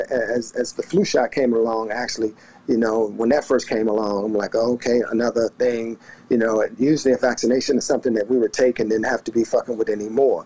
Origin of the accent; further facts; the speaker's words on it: the South, United States; I grew up in the South